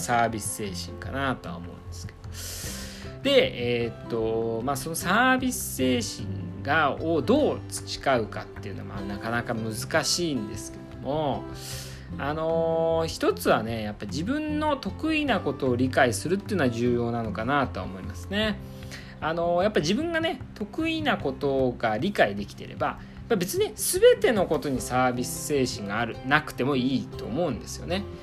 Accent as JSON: {"language": "Japanese", "region": "Iwate", "country": "Japan", "tie": "born or raised there", "said": "岩手出身寒いところ出身なんですけどもね"}